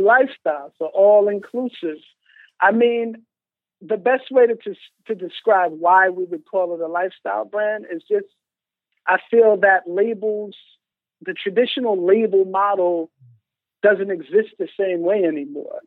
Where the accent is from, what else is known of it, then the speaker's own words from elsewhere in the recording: New York City, New York, United States; also born or lived in Bronx, New York / Landover, Maryland; came back to New York and was in Far Rockaway, Queens. Okay and chilled there to probably early high school